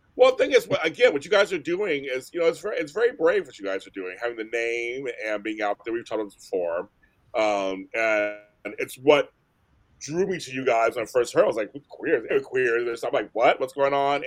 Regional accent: Pittsburgh, Pennsylvania, United States; moved away; also born or lived in San Francisco; I'm from Pittsburgh

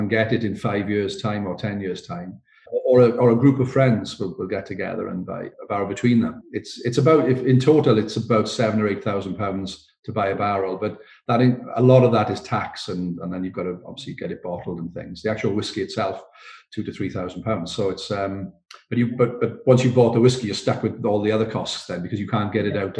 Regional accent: Port Talbot, Wales, United Kingdom; I'm from Port Talbot

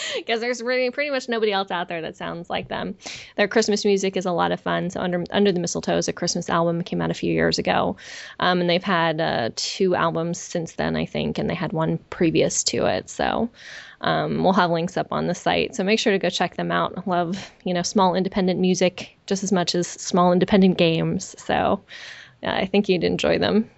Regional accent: San Francisco Bay Area, California, United States; most of my family was was local to where where I grew up in the San Francisco Bay Area

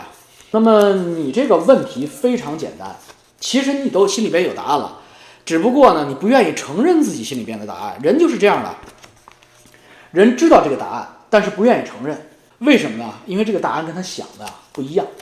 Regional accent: China; 作为一个中国人，作为一个讲。呃，黄黄皮肤的黑头发的中国人

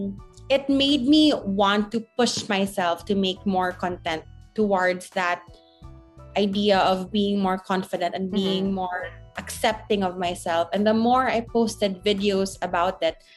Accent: Bacolod, Western Visayas, Philippines; I grew up in a small town. I'm from Bacolod

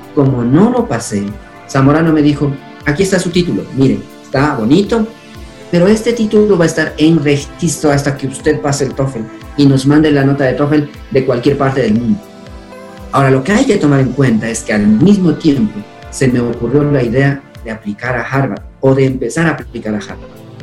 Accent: Chibuleo, Tungurahua, Ecuador; first language Kichwa; Spanish is a second language; also born or lived in Boston, United States; Fui un niño feliz como todo niño que vivió en esa época aquí en Chipuleo

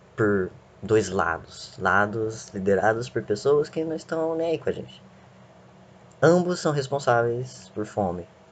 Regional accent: Brazil; a gente é brasileiro, a gente tem sangue de tudo quanto é lado

